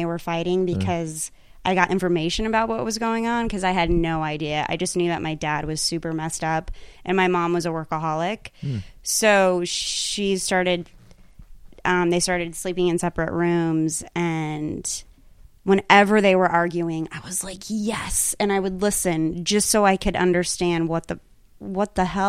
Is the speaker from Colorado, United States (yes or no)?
yes; Pueblo, Colorado, United States; moved away as an adult; also born or lived in New York / Los Angeles; I grew up in Pueblo, Colorado.